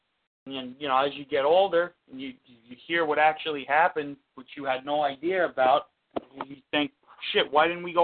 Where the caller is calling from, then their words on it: Seaford, New York, United States; I'm calling from Seaford.